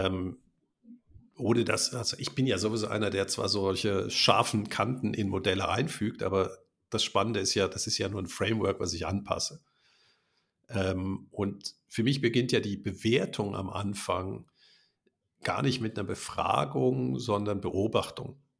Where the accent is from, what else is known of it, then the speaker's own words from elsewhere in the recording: Germany; now in Switzerland; wir Deutsche, ich bin, bin in Deutschland geboren